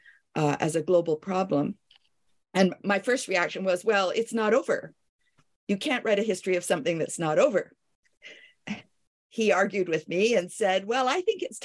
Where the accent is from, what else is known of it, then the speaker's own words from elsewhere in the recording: Canada; also born or lived in Paris, France / Kingston, Ontario; I am a Canadian